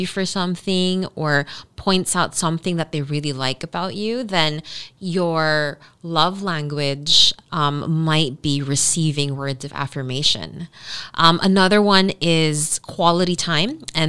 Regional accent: Dubai, United Arab Emirates; you know, I grew up in Dubai.

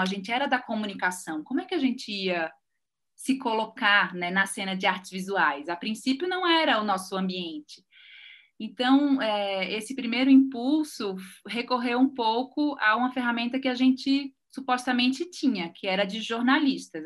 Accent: Recife, Pernambuco, Brazil; moved away as an adult; now in São Paulo, Brazil; eu sou recifense é, e moro em São Paulo desde 2009.

